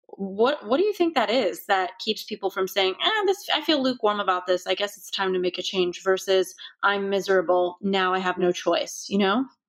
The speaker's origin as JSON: {"language": "English", "town": "Los Angeles", "region": "California", "country": "United States", "tie": "born or raised there", "said": "growing up in Los Angeles, fully, you know, par-, parents who were born here"}